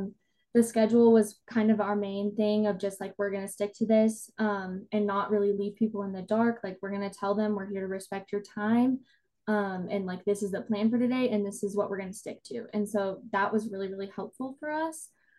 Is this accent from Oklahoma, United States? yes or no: yes; Edmond, Oklahoma, United States; I'm from Edmond, Oklahoma, so not too far from Stillwater.